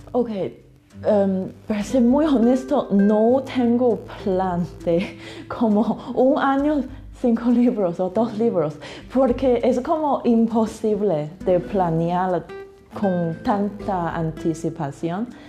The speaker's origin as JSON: {"language": "Spanish", "country": "China", "also_born_or_lived": "England", "second_language": "Spanish", "moved": "yes", "lives_now": "Mexico", "said": "yo soy china"}